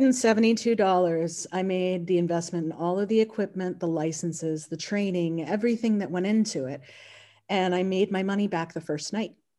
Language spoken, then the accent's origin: English; North Carolina, United States; also born or lived in Boston; now in Kentucky, United States; I grew up in North Carolina.